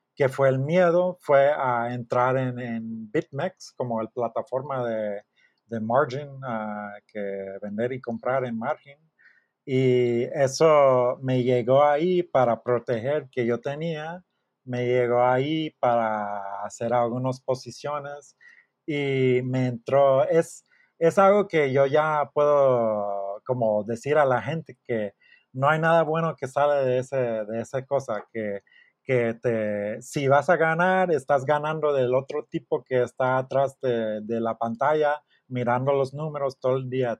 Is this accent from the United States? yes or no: yes; Miami, Florida, United States; Spanish is a second language; moved away as an adult; also born or lived in Austin, Texas / Houston, Texas; now in Mexico; yo soy de Miami